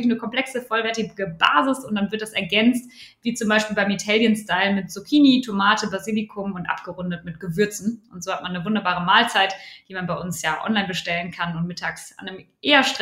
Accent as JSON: {"language": "German", "region": "North Rhine-Westphalia", "country": "Germany", "moved": "as an adult", "lives_now": "Cologne, Germany", "said": "ursprünglich komme ich aus dem Ruhrpott äh, und bin dann fürs Studium, fürs BWL-Studium an die Universität zu Köln."}